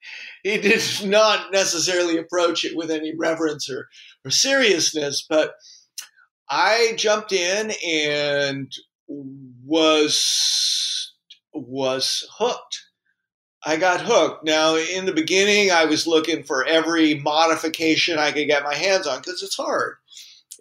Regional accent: California, United States; moved away; I'm from California

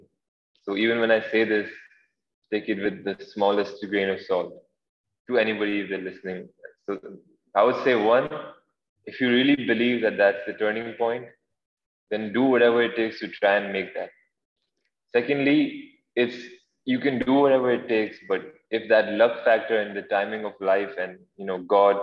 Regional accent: Dubai, United Arab Emirates; I'm from Dubai

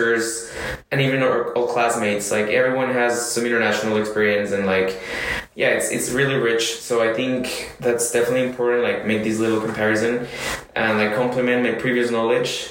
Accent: Colombia; first language Spanish; English is a second language; moved away as an adult; also born or lived in United States / China / Argentina; now in France; I come from Colombia

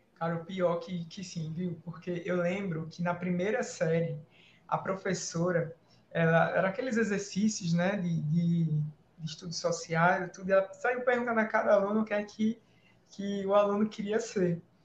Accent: Maceió, Alagoas, Brazil; moved away as an adult; also born or lived in Natal; Eu sou natural de Maceió, que é a capital do estado de Alagoas

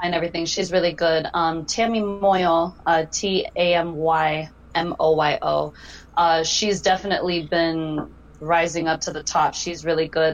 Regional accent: Denver, Colorado, United States; growing up in Denver was a lot of like EDM and fist pumping that I was surrounded

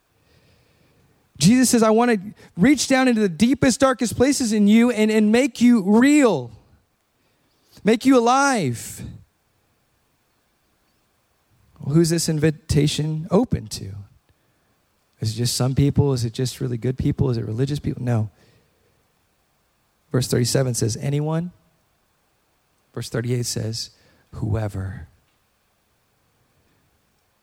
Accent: Hawaii, United States; moved away; I was born in Hawaii

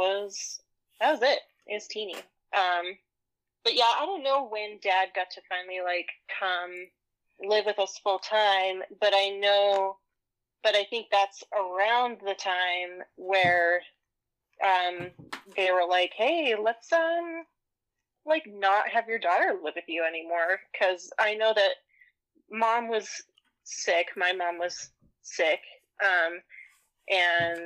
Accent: Kanab, Utah, United States; also born or lived in Arizona; I was born in Arizona, and I lived for like the first year of my life in Arizona, and then we packed up and moved to Kanab

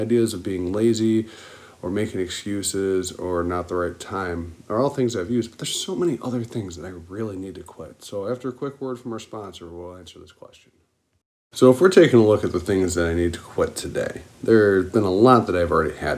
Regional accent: Buffalo, New York, United States; being from Buffalo, I'm a diehard Bills fan

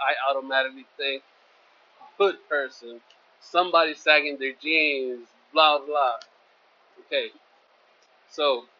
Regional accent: California, United States; I grew up in California, and the racial tension there between blacks and Hispanics was tremendous in the 90s.

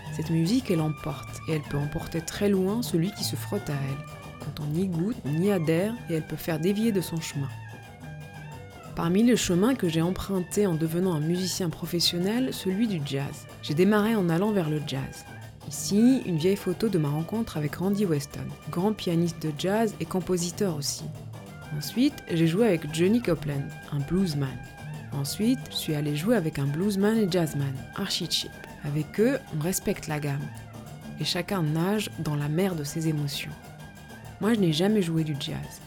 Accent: Morocco; moved away; j'ai eu besoin de faire un voyage retour au Maroc, mon pays natal, 13 ans après en être parti

